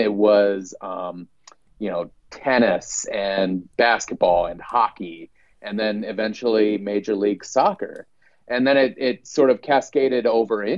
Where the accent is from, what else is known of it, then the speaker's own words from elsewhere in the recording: South Dakota, United States; also born or lived in Washington, D.C.; I've been back in my home state of South Dakota